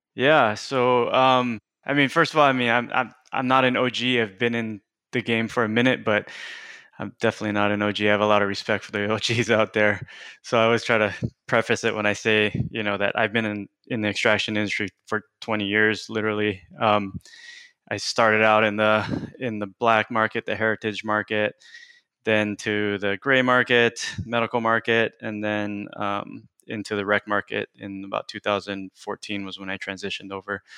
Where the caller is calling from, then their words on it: King City, California, United States; also born or lived in Washington; I'm calling in from my office in King City, California